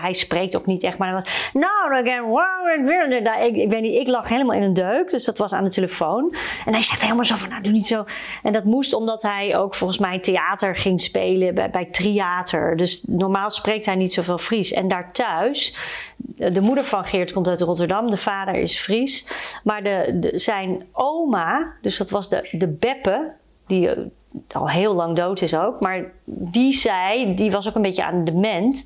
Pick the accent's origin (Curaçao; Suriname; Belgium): Suriname; now in Netherlands; ik uit Suriname kom.